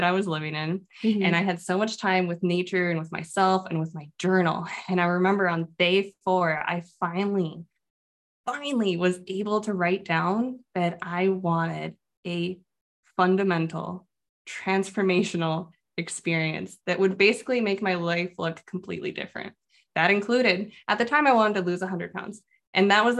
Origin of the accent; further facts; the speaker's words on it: Phoenix, Arizona, United States; moved away; also born or lived in Midwest; I'm from Phoenix, Arizona. I'm a desert flower.